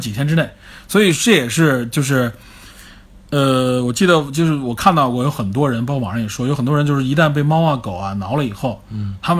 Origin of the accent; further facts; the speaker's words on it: China; 我们中国人